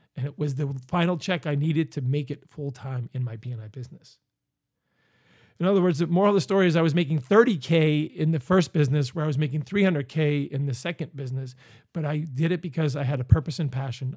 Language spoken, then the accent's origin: English; Northeast Pennsylvania, United States; moved away; also born or lived in Virginia Beach, Virginia; I'm from Northeast Pennsylvania